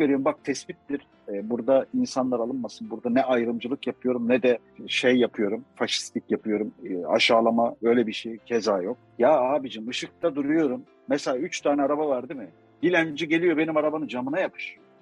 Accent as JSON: {"language": "Turkish", "country": "Turkey", "said": "kendi memleketimizde bildiğin el yabancı muamelesi görüyoruz"}